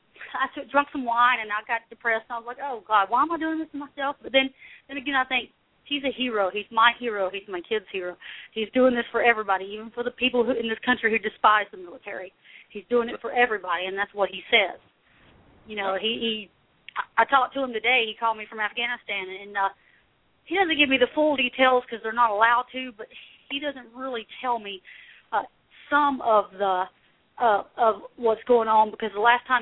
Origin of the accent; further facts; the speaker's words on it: the South, United States; I'm from the South. So, you know, we have a lot of military families in the South